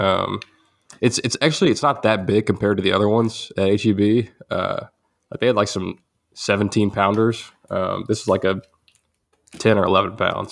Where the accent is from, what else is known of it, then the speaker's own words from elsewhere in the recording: Groesbeck, Texas, United States; Groesbeck, uh, my hometown